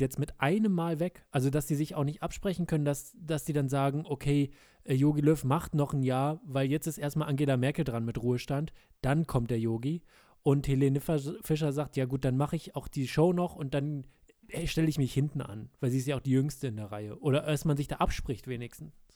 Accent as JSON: {"language": "German", "region": "rural Lower Saxony", "country": "Germany", "tie": "born or raised there", "moved": "yes", "said": "in meiner alten Heimat im niedersächsischen äh, ländlichen Bereich von Niedersachsen"}